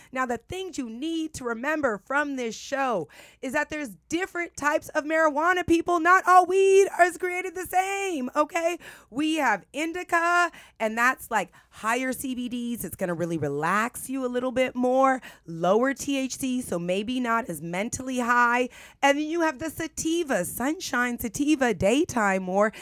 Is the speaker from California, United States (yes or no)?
yes; San Francisco, California, United States; I'm from San Francisco.